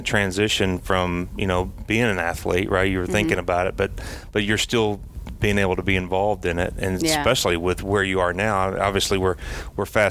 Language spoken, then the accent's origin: English; Tennessee, United States; I grew up in Tennessee